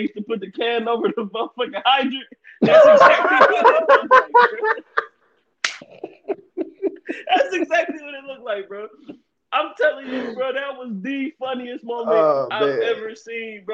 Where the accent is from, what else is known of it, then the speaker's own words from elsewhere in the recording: Ohio, United States; growing up in Ohio, where I'm at, it's all Cincinnati stuff